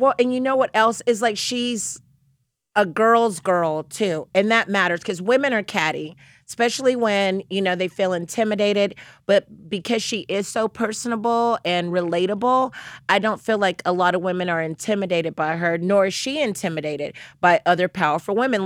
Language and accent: English; the South, United States; I'm from the South